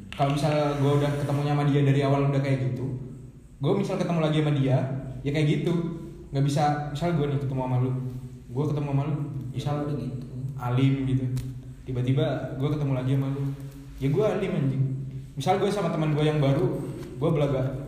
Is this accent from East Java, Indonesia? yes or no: yes; Bondowoso, East Java, Indonesia; also born or lived in Malang; kalau di Bondowoso itu mah bahasanya rata-rata Madura tapi nggak semuanya Madura di lingkungan gue Jawa semua